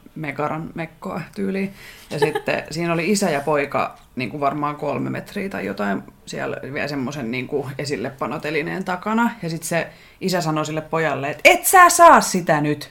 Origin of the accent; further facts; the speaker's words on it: Finland; olen Suomesta, joka on pieni kielialue ja pieni maa